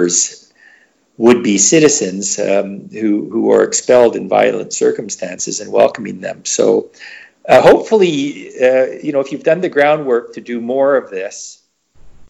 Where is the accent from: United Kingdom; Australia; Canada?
Canada; I'm from Canada and I happen to be a Caucasian guy.